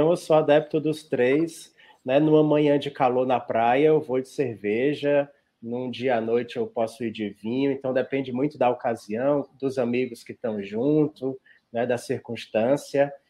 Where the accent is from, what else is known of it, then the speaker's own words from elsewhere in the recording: Ceará, Brazil; Olha, como bom cearense, eu não podia deixar de dizer que é o baião de dois, mas é o baião de dois do Ceará